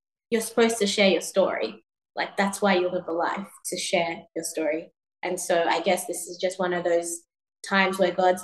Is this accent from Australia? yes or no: yes; Sydney, New South Wales, Australia; moved away as an adult; also born or lived in Ghana / New York; coming from Ghana and before that growing up in Sydney